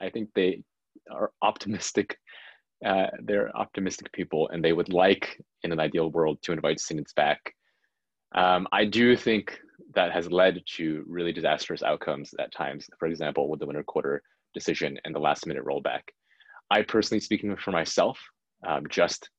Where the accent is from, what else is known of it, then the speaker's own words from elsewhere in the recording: San Jose, California, United States; I grew up in San Jose, and my parents lived there